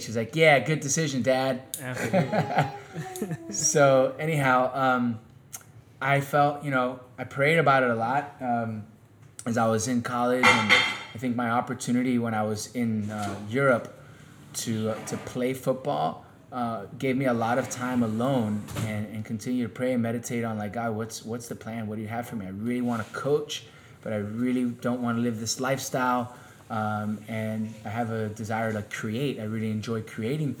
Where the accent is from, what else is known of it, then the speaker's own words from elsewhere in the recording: Miami, Florida, United States; also born or lived in Kansas / Sweden / Spain; I grew up here in Miami. So I played high school football here in Miami